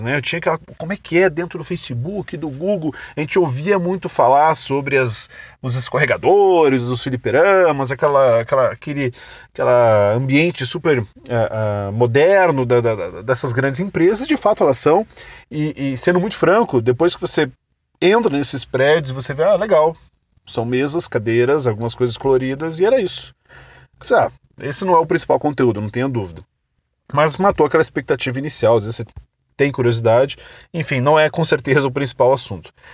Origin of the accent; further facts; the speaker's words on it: Brazil; sou do Brasil, eu tenho uma empresa chamada Escola do Marketing Digital no Brasil